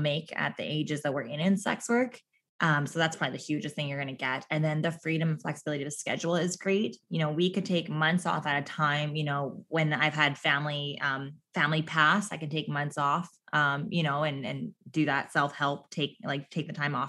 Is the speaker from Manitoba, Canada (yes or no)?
no; Newfoundland and Labrador, Canada; accent: Newfie; There's my newfie accent really coming